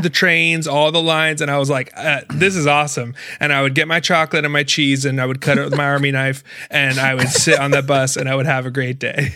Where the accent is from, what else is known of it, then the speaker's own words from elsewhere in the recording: Tallahassee, Florida, United States; I was born in the Panhandle of Florida